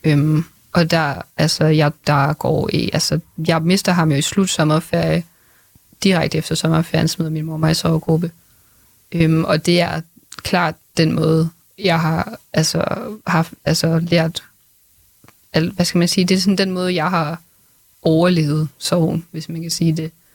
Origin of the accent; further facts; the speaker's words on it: Grenaa, Central Denmark Region, Denmark; Greno, hvor jeg kommer fra